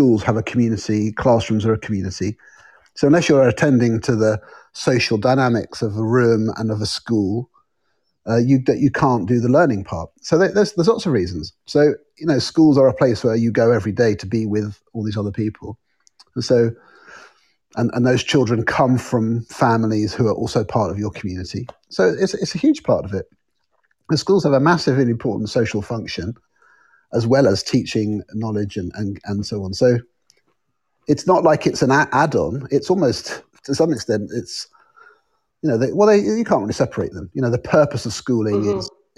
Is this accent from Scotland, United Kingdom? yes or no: no; Oxford, South East England, United Kingdom; born there; also born or lived in Tehran; My brother was born in Kuwait, and my sister was born in Ethiopia, and I was born in Oxford.